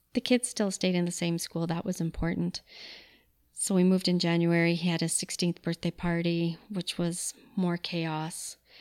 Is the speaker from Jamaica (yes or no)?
no; Calgary, Alberta, Canada; also born or lived in Manitoba; I was born in Manitoba, but grew up in Calgary. We came here when I was, I think, just a year old. Love Calgary. It's the only place I've ever lived.